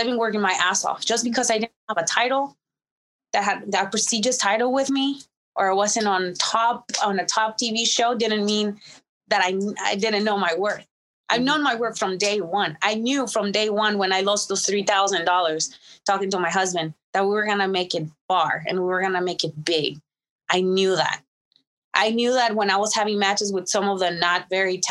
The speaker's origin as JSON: {"language": "English", "country": "Mexico", "tie": "born or raised there", "moved": "yes", "lives_now": "United States", "said": "I was born in Mexico, born and raised in Mexico, but all my success happened in America and I am an American citizen"}